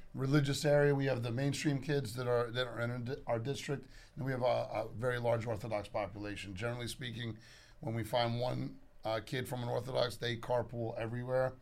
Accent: Storrs, Connecticut, United States; also born or lived in Hartford, Connecticut; born in Hartford, Connecticut, grew up on the campus of University of Connecticut

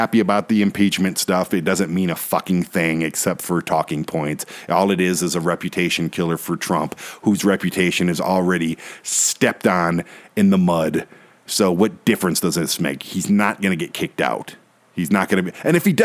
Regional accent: Detroit, Michigan, United States; a white guy who was born and raised in Detroit

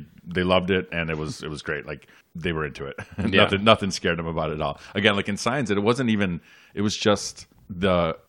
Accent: Chicago, Illinois, United States; I grew up around Midway Airport, so we would get interrupted at school all the time.

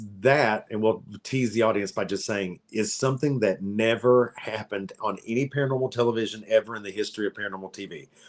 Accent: Kentucky, United States; moved away; because I'm … from Kentucky.

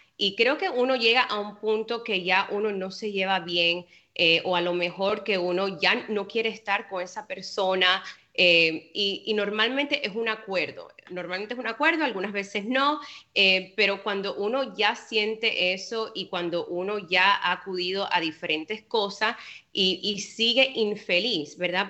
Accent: Cuba; yo soy cubana, como te dije anteriormente, y en Cuba es igual

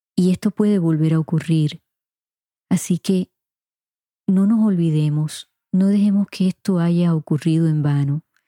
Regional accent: Puerto Rico; mi niñez y mi adolescencia en Puerto Rico

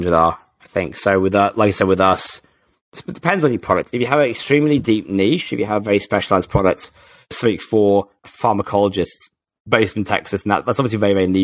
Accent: England, United Kingdom; I'm English

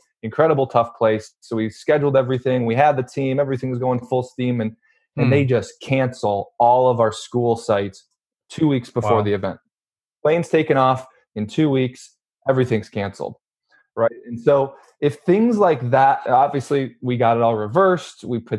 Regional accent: Midwest, United States; You know, like I said, we're from the Midwest. We have no business creating, you know, leading or spearheading, being the face of an event in LA.

